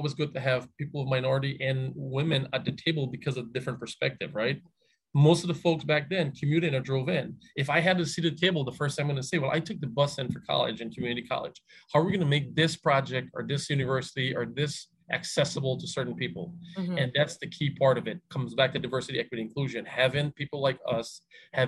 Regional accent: Hartford, Connecticut, United States; also born or lived in the Caribbean / Albany; now in Bloomfield, United States; I grew up in Hartford, grew up in the Caribbean, came to Hartford

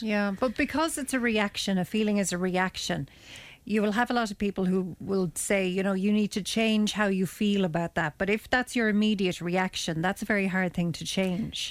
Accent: Ireland; as Irish people

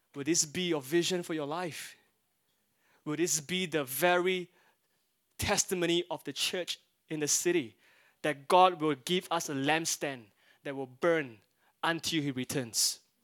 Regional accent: Singapore; as a Singaporean, yellow skin, Asian, Singaporean boy there

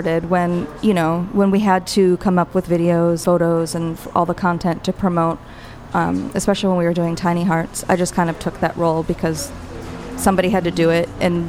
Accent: Wisconsin, United States; also born or lived in New York / San Francisco; now in Los Angeles, United States; Yeah, I'm from Wisconsin.

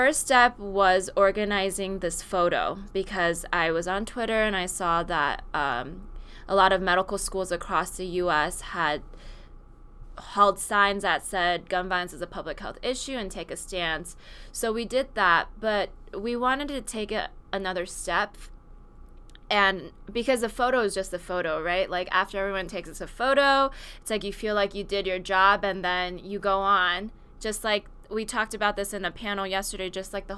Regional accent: Silicon Valley, California, United States; And I grew up in Silicon Valley, which is not somewhere that you see a lot of gun violence.

